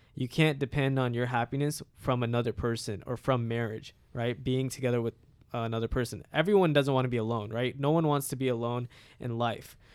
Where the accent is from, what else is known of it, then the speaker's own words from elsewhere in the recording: United States; my parents immigrated here from India, uh, and I was born in America